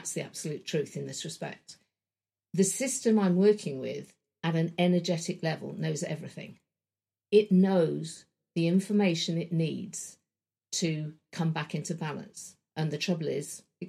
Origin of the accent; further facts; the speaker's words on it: London, United Kingdom; I grew up in Wembley in London, in a suburban home.